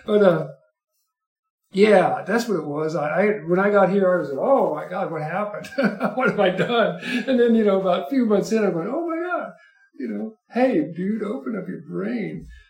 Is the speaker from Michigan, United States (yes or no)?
no; Kentucky, United States; moved away as an adult; also born or lived in Tucson, Arizona; now in Cochise County, United States; I grew up in Kentucky.